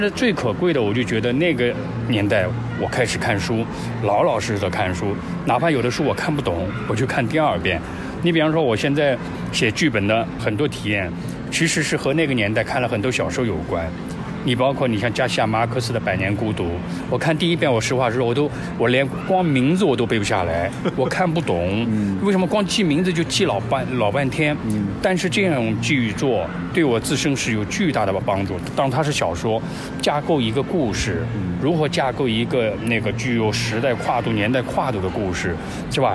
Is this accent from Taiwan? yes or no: no; Wuhu, Anhui, China; moved away; also born or lived in Shanghai; 我老家安徽芜湖